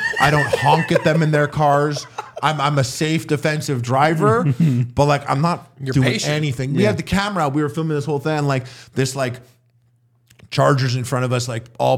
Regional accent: Canada; as a Canadian

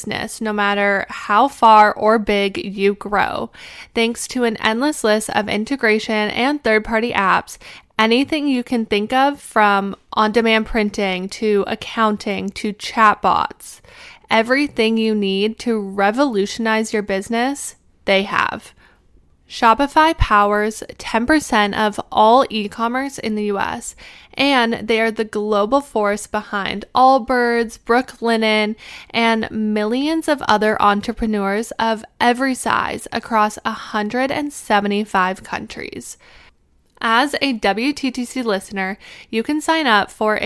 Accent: Canada; As a Canadian, I got my passport literally after I got my name when I came out of the womb.

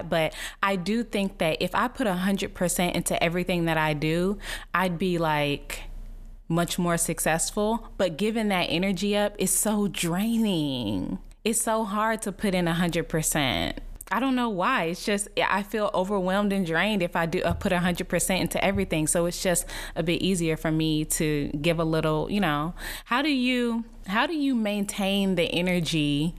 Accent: Dallas, Texas, United States; now in Los Angeles, United States; my hometown, Dallas, Texas

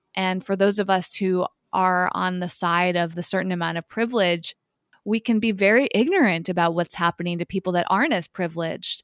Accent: Massachusetts, United States; I grew up in Massachusetts

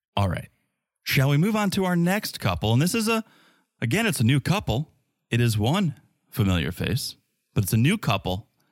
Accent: United States; I'm from America.

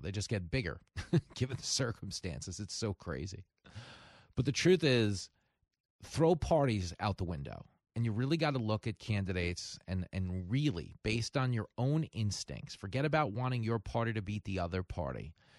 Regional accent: Long Island, New York, United States; I grew up on Long Island

